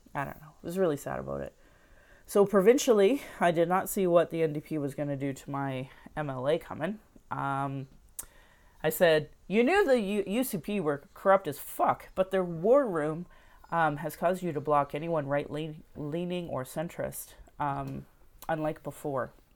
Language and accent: English; Sylvan Lake, Alberta, Canada; also born or lived in Calgary; my husband and I grew up in Sylvan Lake, Alberta